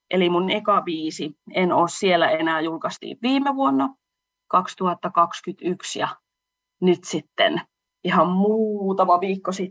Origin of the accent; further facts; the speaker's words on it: Salla, Lapland, Finland; moved away as an adult; now in Oulu, Finland; laulaja lauluntekijä Oulusta. Mun juuret on tuolla Lapissa, Sallassa. Siellä mä oon syntynyt ja asunut melkein 20 vuotta, mutta nyt on sitten asettunut, olisinko mä noin kahdeksan vuotta asunut sitten Oulussa, eli oululaistunut laula- ja lauluntekijä